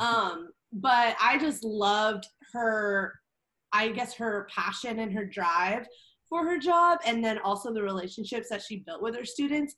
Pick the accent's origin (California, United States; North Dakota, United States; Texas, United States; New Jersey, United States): California, United States; Orange County, Southern; moved away as an adult; also born or lived in Spokane, Washington; now in Arizona, United States; I grew up in Orange County